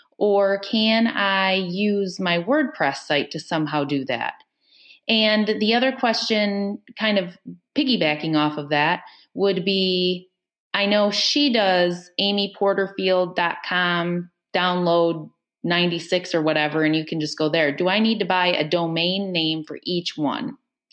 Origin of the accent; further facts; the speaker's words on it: Indiana, United States; I am from Indiana.